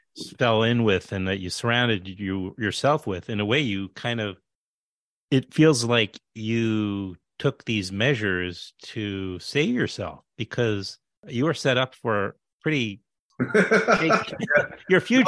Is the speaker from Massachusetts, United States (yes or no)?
no; New York City, New York, United States; in my hometown in Queens with my cousin